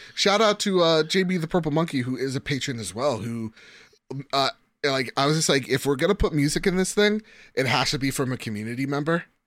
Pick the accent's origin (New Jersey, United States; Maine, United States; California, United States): New Jersey, United States; from New Jersey